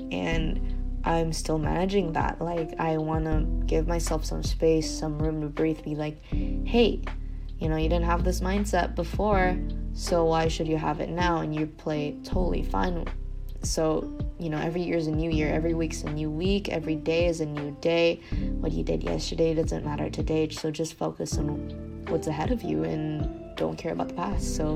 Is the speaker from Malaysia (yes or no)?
yes; Malaysia; Yeah, Malaysians deeply concern themselves with golf. Like, I think the Malaysian national team just does a great job of exposing us to different tournaments.